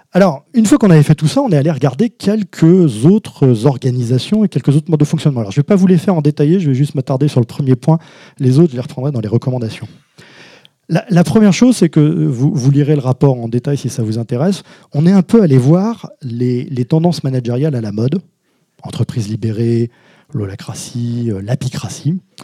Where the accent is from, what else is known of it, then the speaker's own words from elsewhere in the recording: Hauts-de-France, France; je suis de Schnorr, euh, mais de haut de france